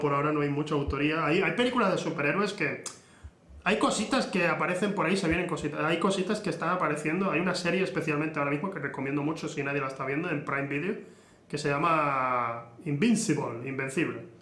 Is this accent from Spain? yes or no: yes; Spain; soy español